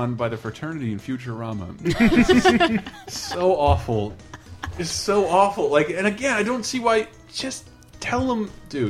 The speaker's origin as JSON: {"language": "English", "region": "Southern United States", "country": "United States", "said": "I'm from the South. We do things a little differently down here."}